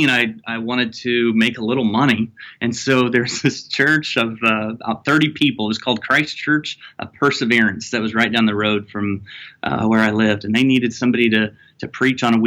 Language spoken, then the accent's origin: English; Missouri, United States; moved away as an adult; also born or lived in Los Angeles / Kentucky; now in Louisville, United States; I grew up in Missouri